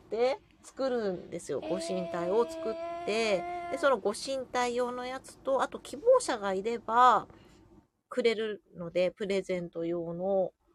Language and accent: Japanese; Jōsō, Ibaraki, Japan; 私の地元の常総市